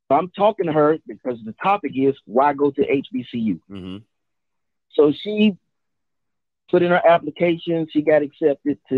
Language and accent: English; Jackson, Mississippi, United States; I'm from Jackson, so I'm a local.